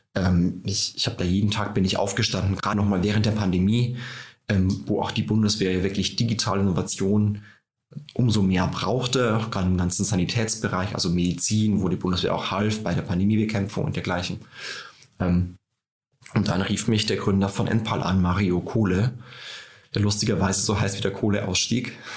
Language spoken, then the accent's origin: German; Tirschenreuth, Bavaria, Germany; now in Berlin, Germany; bei mir zu Hause in Tirschenreuth in Bayern, da ticken die Uhren langsamer